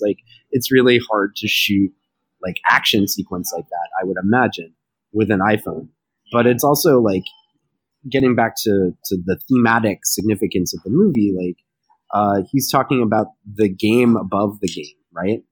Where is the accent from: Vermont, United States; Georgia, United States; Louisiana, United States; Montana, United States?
Louisiana, United States; Baton Rouge; coming from my hometown. Um, and I followed LSU basketball as a kid